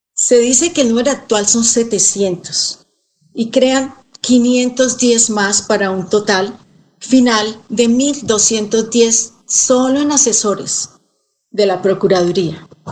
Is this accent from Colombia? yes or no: yes; Colombia; una colombiana que ha estado pendiente siempre de las noticias